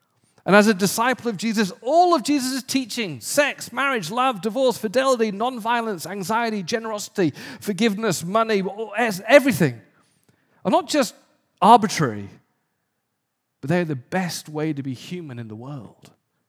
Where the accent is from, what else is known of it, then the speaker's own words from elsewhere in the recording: England, United Kingdom; I remember growing up in England in a fairly poor area, and I would play soccer